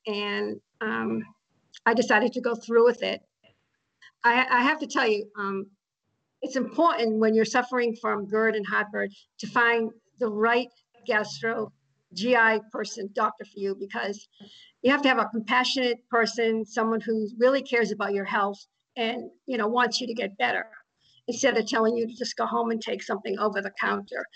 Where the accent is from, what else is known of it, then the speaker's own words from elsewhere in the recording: Austin, Texas, United States; now in La Quinta, United States; I live in La Quinta, California. I've been in the Coachella Valley for about several years now, originally from Austin, Texas.